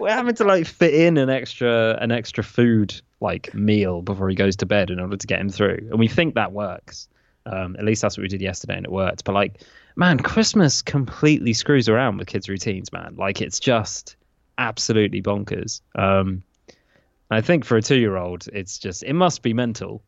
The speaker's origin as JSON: {"language": "English", "region": "England", "country": "United Kingdom", "said": "I will pronounce them as an Englishman would"}